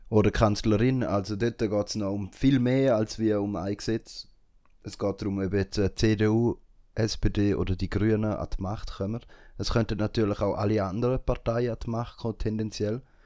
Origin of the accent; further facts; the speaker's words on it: Switzerland; für uns als Schweizer und Schweizerinnen